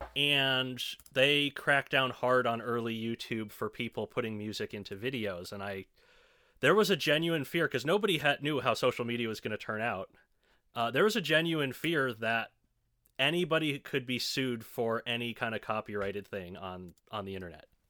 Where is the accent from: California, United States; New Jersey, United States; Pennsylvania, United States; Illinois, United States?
Illinois, United States; Chicago; moved away as an adult; now in Evansville, United States; I spent the vast majority of my life in the Chicago suburbs.